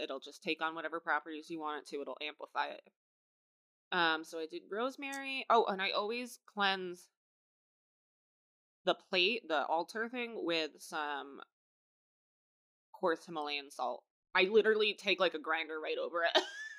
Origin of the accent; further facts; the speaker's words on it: Ireland; I'm Irish.